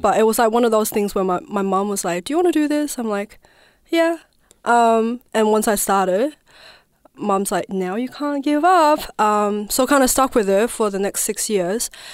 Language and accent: English; province next to Tibet, Southwest China, China; also born or lived in Naarm (Melbourne), Australia; now in Melbourne, Australia; I was born and raised in China, southwest of China, which is the province, um, that's next to Tibet